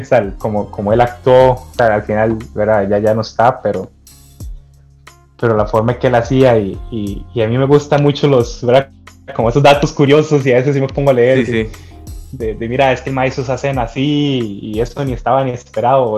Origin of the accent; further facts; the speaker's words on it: Costa Rica; soy un costarricense más